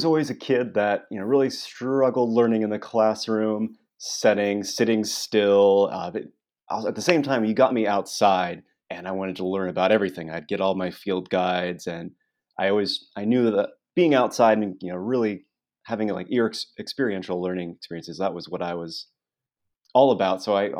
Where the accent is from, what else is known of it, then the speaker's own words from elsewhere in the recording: Springfield, Illinois, United States; Yeah, well, I grew up in Springfield, Illinois, and as long as I can remember, I was a kid that was always interested in natural history